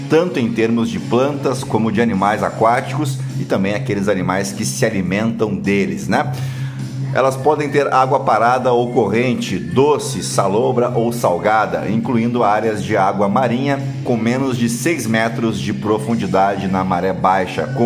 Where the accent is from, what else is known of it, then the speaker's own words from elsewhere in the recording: Canoas, Rio Grande do Sul, Brazil; como a minha Canoas, minha terra natal